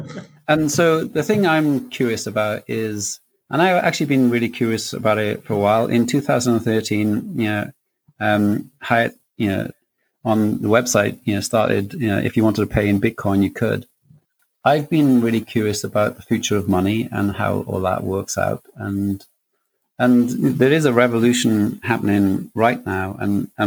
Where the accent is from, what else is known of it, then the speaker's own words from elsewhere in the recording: Wales, United Kingdom; growing up in Wales is, you know, you come out of school and you don't leave school with a great deal